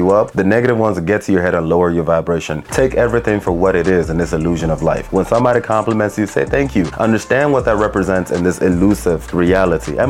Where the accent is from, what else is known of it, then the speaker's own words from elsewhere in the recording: Nigeria; especially as a Nigerian